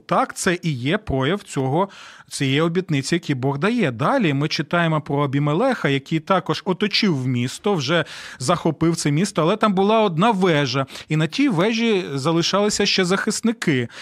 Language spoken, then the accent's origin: Ukrainian; Ukraine; у нас в Україні